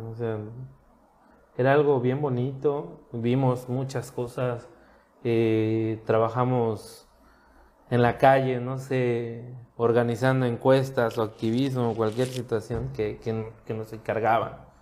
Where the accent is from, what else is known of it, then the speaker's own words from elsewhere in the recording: Cancún, Quintana Roo, Mexico; also born or lived in Puerto Morelos; Yo soy cancunense